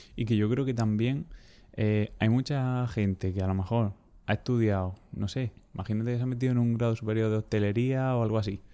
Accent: Almería, Andalusia, Spain; soy de Almería

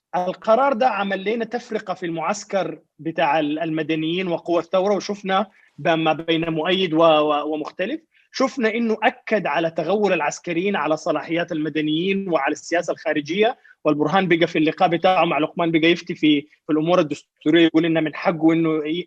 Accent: Sudan

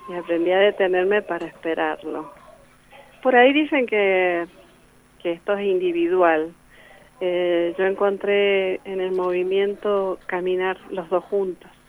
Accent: Guaymallén, Mendoza, Argentina; born there; also born or lived in Godoy Cruz; now in Luján de Cuyo, Argentina; nací en Guaymallén y, este, y bueno, después viví en Godoy Cruz, eh, me casé, me fui a vivir a Godoy Cruz y de Godoy Cruz, bueno, ya me radiqué acá en Luján

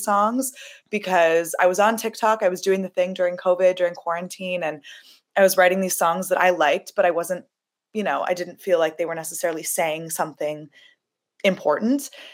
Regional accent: Los Angeles, California, United States; I'm from Los Angeles, which is a very accepting, loving place

